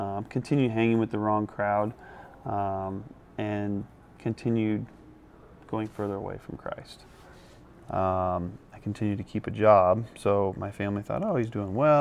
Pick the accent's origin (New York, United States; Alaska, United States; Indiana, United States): Indiana, United States; Indianapolis; Born and raised in Indiana. I graduated from Lawrence North High School, so pretty local to the area